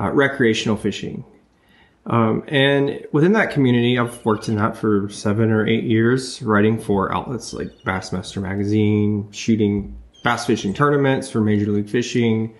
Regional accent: Memphis, Tennessee, United States; my hometown, Memphis, Tennessee.

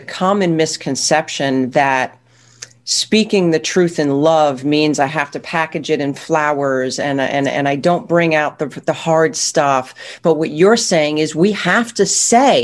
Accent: Northeast, United States; I grew up in the Northeast where everything was thrown at you

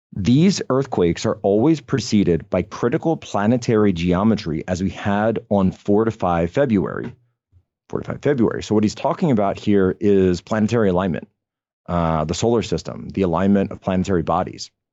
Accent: Pennsylvania, United States; my home state of Pennsylvania.

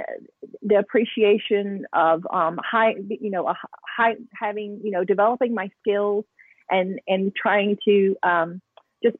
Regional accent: Alabama, United States; growing up in Alabama, you don't, at least where I grew up, because I was in a small town

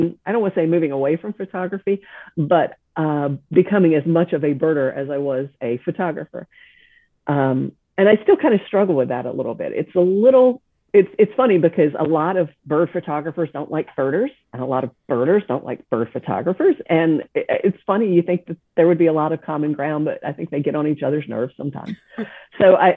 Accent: South Carolina, United States; also born or lived in Texas; now in Viera, United States; I grew up in South Carolina

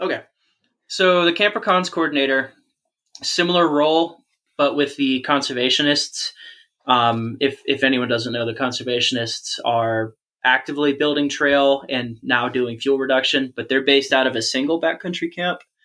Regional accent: Georgia, United States; I'm from Georgia, which is just polar opposite culturally and also in regards to the climate.

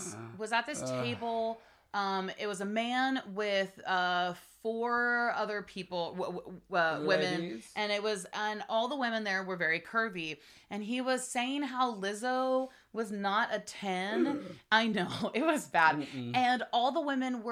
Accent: Texas, United States; we grew up in Texas

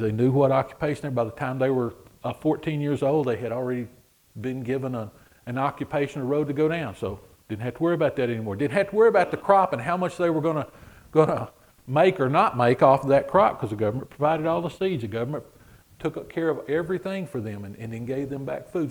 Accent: United States; we say we're from America

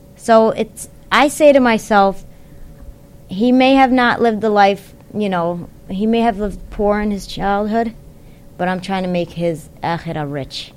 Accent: Yemen; I'm from Yemen

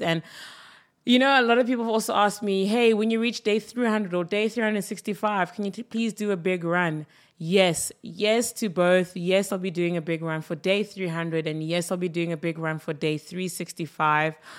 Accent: South Africa; as a South African

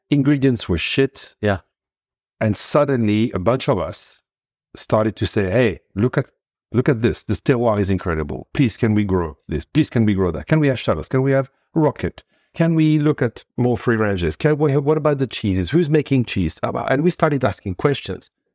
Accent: Cannes, Provence-Alpes-Côte d'Azur, France; moved away as an adult; now in Noordhoek, South Africa; I was born in Cannes, in the hmm. south of France, uh, in a typical Provençal family.

